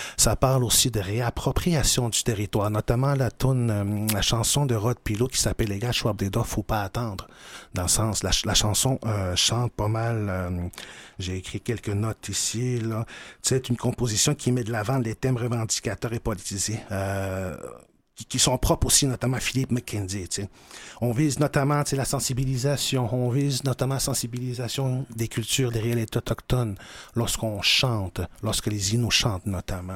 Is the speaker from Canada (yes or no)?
yes; Pessamit, Quebec, Canada; moved away as an adult; now in Montreal, Canada; je suis originaire de Pessin